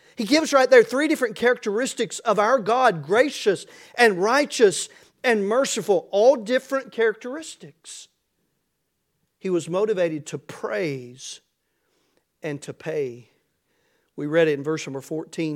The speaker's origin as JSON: {"language": "English", "country": "United States", "said": "I'm thankful to be an American, uh, to live in America and to be an American tonight"}